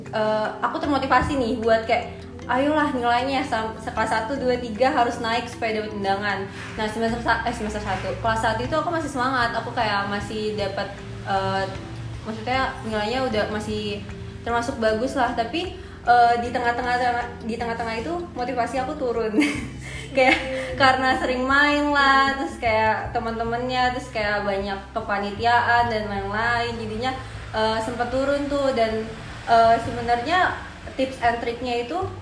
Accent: Jakarta, Indonesia; asalnya dari Jakarta

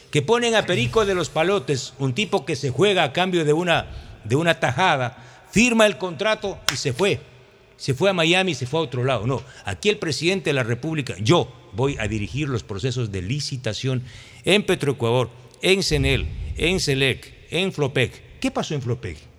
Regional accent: Santa Elena, Ecuador; Yo vengo de Santa Elena, y la queja de los ciudadanos, de los transportistas, incluso de los alcaldes, es terrible

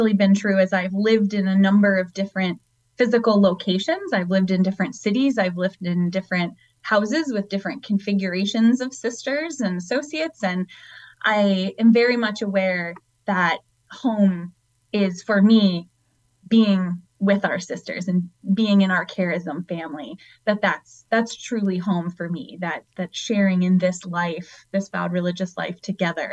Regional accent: Boston, Massachusetts, United States; moved away as an adult; also born or lived in Wheeling, West Virginia; now in Detroit, United States; I'm originally from the Boston area

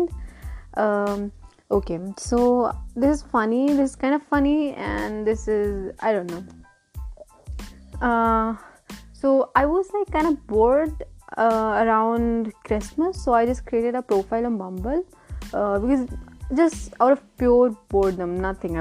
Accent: Lucknow, Uttar Pradesh, India; I'm from Lucknow

